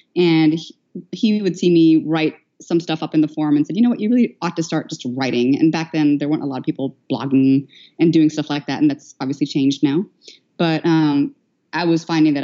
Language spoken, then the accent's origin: English; Philippines; moved away; I was born and raised in the Philippines, though I am of Indian descent